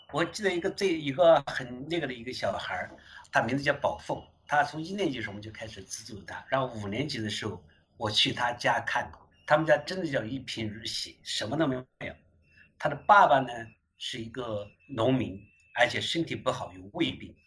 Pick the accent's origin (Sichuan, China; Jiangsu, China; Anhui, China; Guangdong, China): Anhui, China; Ningguo; moved away as an adult; now in United States; 两千年的时候呢，我已经在美国待了九年了，是第一次回我的老家，邻国，安徽省邻国市，那时叫邻国县